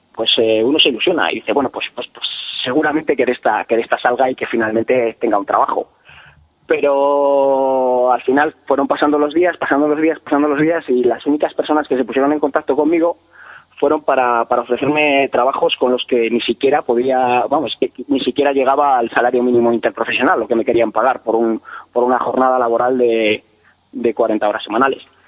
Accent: Peñafiel, Castile and León, Spain; yo soy de Peñafiel, como os he dicho, que es una es eh, la cuna de la Ribera del Duero

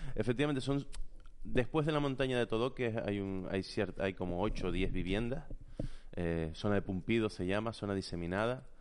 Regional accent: Santa Cruz de La Palma, Canary Islands, Spain; also born or lived in Los Llanos de Aridane; Yo soy de Santa Cruz de la Palma. Yo nací en, muy cerquita de. Bueno, nací en el hospital como todos los palmeros

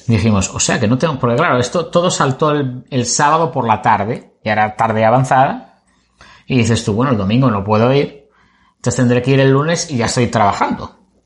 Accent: Spain; somos de España.

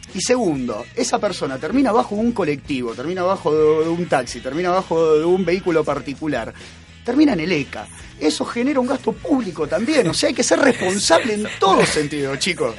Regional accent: Rosario, Santa Fe, Argentina; somos de Rosario y queremos a la cultura de acá

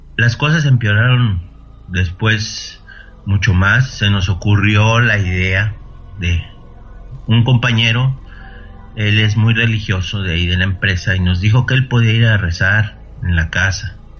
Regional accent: Mexico City, Mexico; moved away as an adult; also born or lived in Monterrey, Nuevo León; yo soy originario de Ciudad de México

